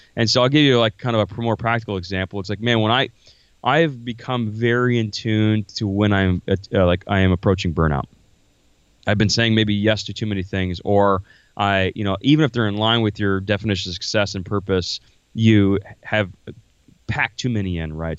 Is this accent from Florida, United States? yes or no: yes; Florida, United States; moved away as an adult; now in Iowa, United States; I'm originally from Florida.